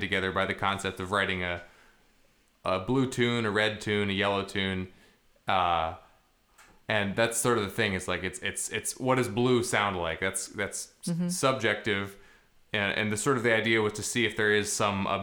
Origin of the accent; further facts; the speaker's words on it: Boston, Massachusetts, United States; I'm from Boston.